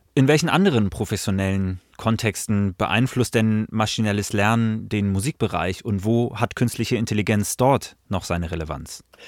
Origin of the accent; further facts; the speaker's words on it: Hamburg, Germany; ich bin zum Beispiel in Hamburg groß geworden